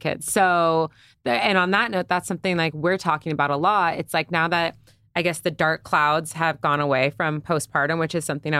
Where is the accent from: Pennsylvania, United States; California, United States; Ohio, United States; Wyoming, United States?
California, United States; I'm a Cali girl. I was born here. Born, raised. I am through and through Cali.